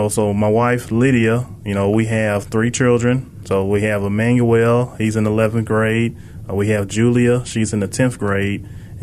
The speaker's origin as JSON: {"language": "English", "town": "Memphis", "region": "Tennessee", "country": "United States", "tie": "born or raised there", "said": "So I'm originally from Memphis, you know, born and raised in Memphis. I've been in Memphis all my life. As far as high school, I went to Kingsbury High School."}